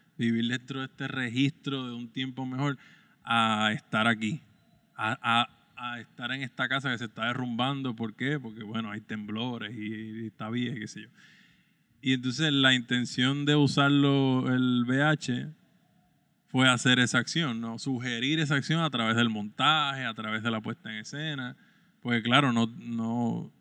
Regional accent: San Germán, Puerto Rico; moved away as an adult; regresar a mi pueblo

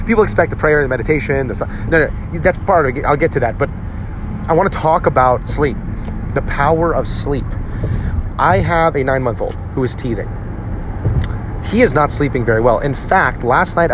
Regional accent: New Jersey, United States; where I grew up in New Jersey. I grew up in a largely Jewish town

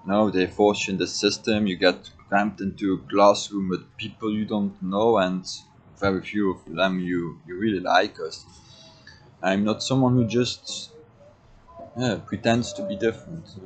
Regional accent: Belgium; I was born in Belgium

